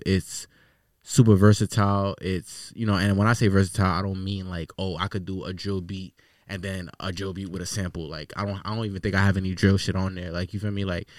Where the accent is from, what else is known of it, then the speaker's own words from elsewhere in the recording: Queens, New York, United States; So I was partially raised in Queens and shit. So you feel me? I went to a lot of schools in Queens and then bounced around here and there.